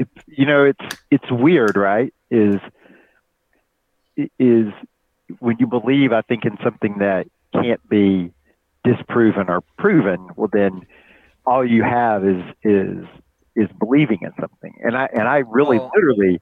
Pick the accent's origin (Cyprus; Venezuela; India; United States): United States; Alabama; the place I grew up in Alabama